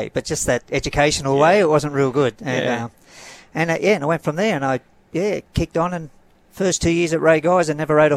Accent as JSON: {"language": "English", "town": "Greystanes", "region": "New South Wales", "country": "Australia", "tie": "born or raised there", "said": "it started at Greystanes, where parents still live."}